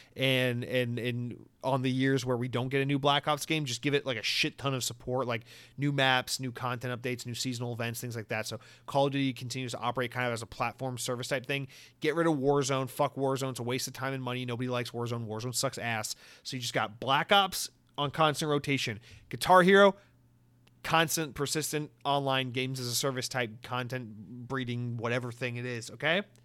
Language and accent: English; the South, United States; now in Florida, United States; I'm, I'm from the South